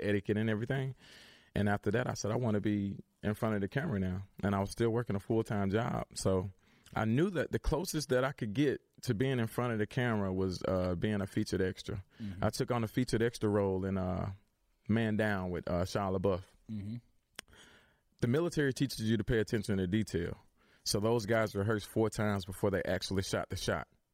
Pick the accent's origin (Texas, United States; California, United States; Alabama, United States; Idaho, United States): Alabama, United States; moved away; I'm from Alabama